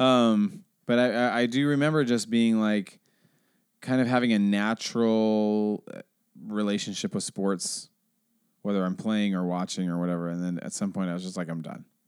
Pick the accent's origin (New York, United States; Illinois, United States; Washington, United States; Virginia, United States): Washington, United States; Seattle; I grew up in Seattle